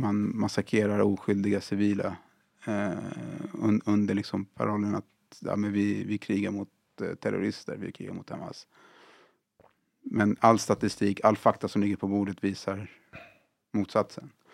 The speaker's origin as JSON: {"language": "Swedish", "country": "Sweden", "tie": "born or raised there", "said": "Jag är född och uppvuxen här i, i Sverige"}